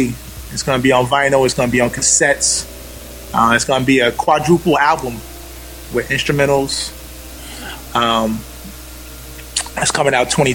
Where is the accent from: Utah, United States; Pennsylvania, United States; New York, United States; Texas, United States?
New York, United States; Mount Vernon; I'm from Mount Vernon.